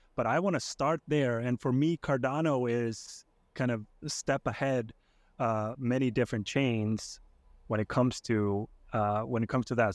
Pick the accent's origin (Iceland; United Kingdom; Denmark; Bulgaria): Iceland; now in United States; I'm originally from Iceland. I live, uh, in the U S now with, uh, with my family.